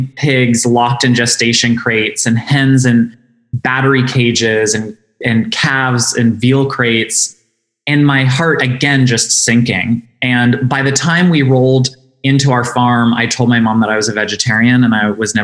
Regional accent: St. Paris, Ohio, United States; our little village of St. Paris, Ohio, population of less than 2,000 people. And like most people who grew up in rural environments

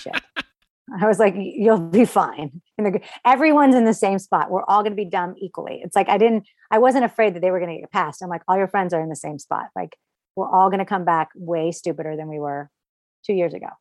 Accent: Orlando, Florida, United States; I grew up in Orlando

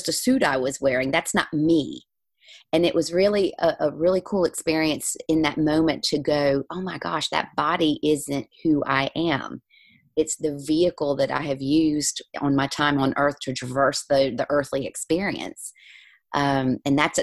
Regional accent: the South, United States; moved away as an adult; now in Ireland; I grew up in the South. I'm a preacher's daughter

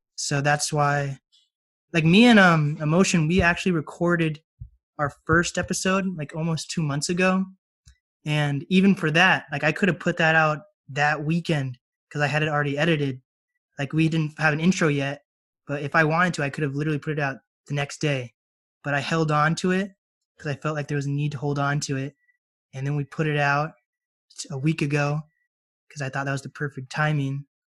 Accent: Mercer Island, Washington, United States; also born or lived in Snohomish, Washington; I live in Snohomish now. I grew up on Mercer Island

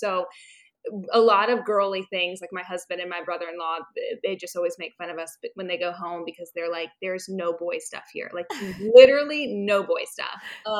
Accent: Winter Park, Florida, United States; moved away as an adult; now in Birmingham, United States; I'm born and raised in Winter Park, Florida, and I am a seventh generation Floridian, and I just love Florida.

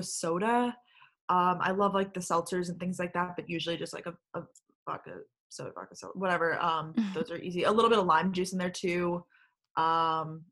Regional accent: Long Island, New York, United States; moved away as an adult; also born or lived in Athens, Georgia / Boston; now in New York City, United States; I grew up on Long Island, New York

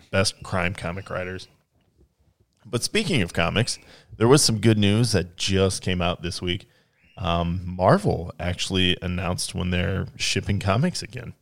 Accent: United States; I'm an American

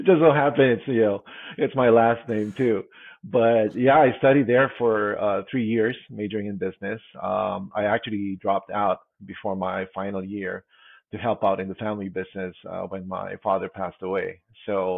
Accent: Philippines; moved away as an adult; now in United States; I was born and raised in the Philippines. And I actually moved here in the States back in 1999

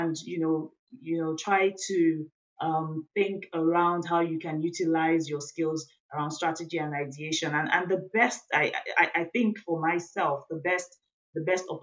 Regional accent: Nigeria; I'm from Nigeria in West Africa

